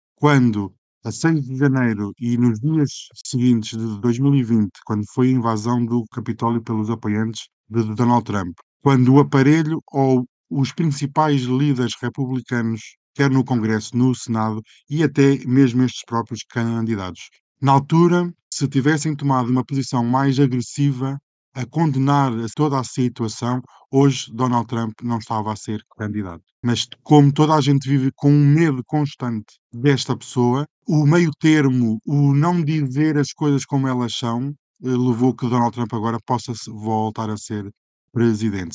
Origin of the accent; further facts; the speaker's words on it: Aveiro, Centro, Portugal; eu não sou de Lisboa, sou de Aveiro